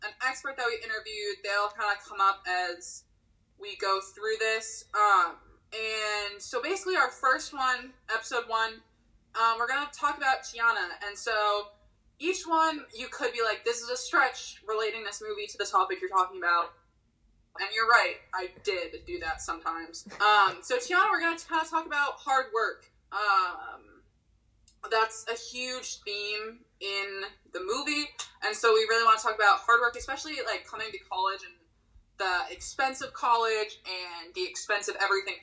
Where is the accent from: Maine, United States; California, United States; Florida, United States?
Maine, United States; Pittsfield; I'm from Pittsfield, Maine. I'm in the athletic training major here at Springfield, and I've lived in Maine my whole life